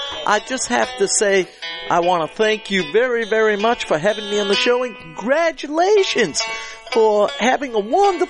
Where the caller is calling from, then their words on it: the South, United States; calling from the south right now. It is really cold down here. I think when I came down from New Hampshire, I brought that cold with me.